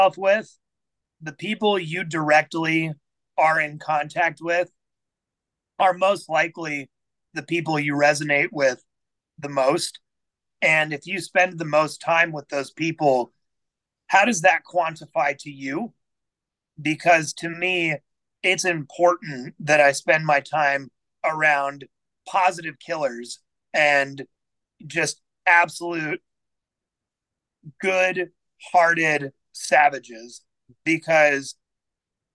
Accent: Overland Park, Kansas, United States; So I grew up in Overland Park, Kansas.

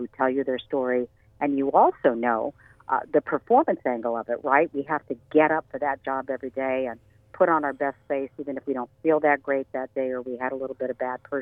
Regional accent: Santa Clarita, California, United States; also born or lived in Santa Paula / Fillmore; I was raised in Santa Clarita

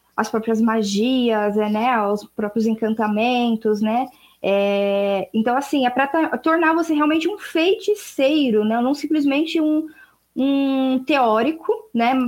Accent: Brazil; Eu, eu sou brasileira, falo português.

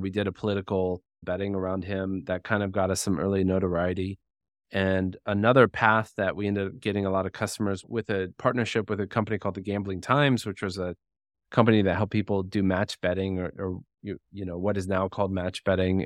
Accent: United States; I'm American.

